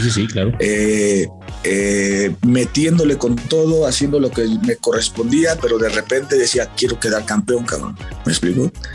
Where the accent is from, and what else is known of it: Mexico